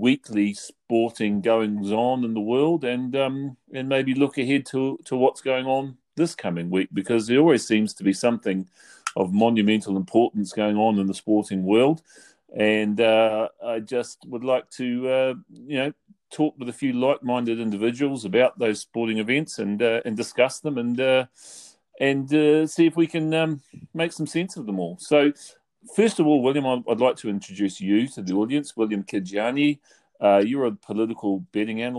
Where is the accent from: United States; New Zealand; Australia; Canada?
New Zealand; moved away; I'm from New Zealand.